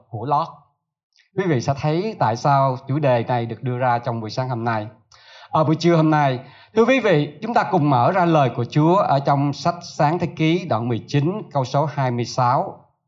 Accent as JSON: {"language": "Vietnamese", "region": "Southern Vietnam", "country": "Vietnam", "said": "tôi là người miền Nam"}